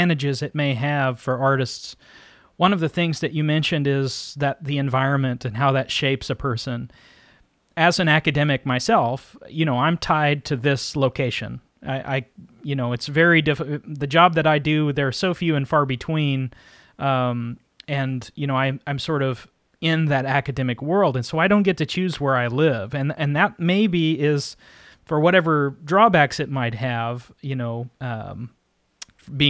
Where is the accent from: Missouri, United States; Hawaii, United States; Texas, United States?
Texas, United States; also born or lived in Laramie, Wyoming; I grew up here in Texas